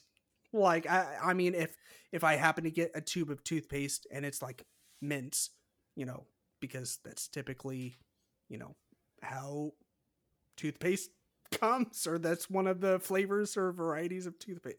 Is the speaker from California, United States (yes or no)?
yes; California, United States; I'm from California